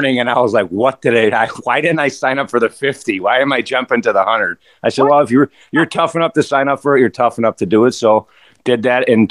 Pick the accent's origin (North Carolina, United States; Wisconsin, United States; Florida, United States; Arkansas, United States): Wisconsin, United States; Milwaukee; moved away; I grew up in Milwaukee